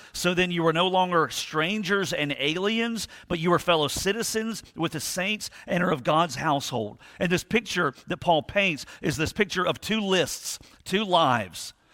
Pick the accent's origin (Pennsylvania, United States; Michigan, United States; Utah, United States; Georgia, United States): Georgia, United States; Thunderbolt; I grew up in almost near Thunderbolt